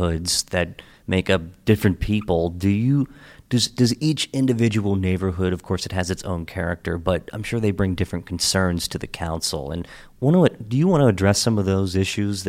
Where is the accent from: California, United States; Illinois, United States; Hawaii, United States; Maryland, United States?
Maryland, United States; Hagerstown; moved away; I grew up in Hagerstown and born and raised